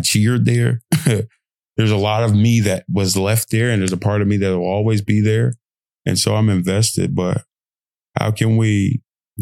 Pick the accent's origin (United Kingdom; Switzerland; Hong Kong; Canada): United Kingdom; accent: British; my lovely British accent.